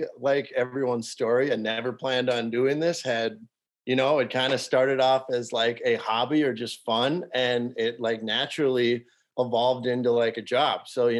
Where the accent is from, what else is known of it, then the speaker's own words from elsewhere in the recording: Cormorant, Minnesota, United States; Okay, so let's so I'm from Cormorant, went to school in Lake Park, and graduated 2016